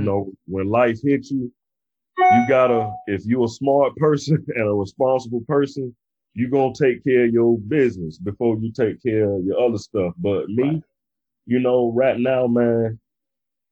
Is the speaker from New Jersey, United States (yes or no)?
no; Brunswick, Georgia, United States; now in South Florida, United States; my hometown, which is Brunswick, Georgia